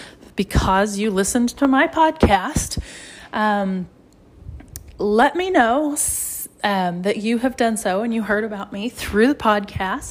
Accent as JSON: {"language": "English", "region": "Oklahoma", "country": "United States", "said": "I'm from Oklahoma"}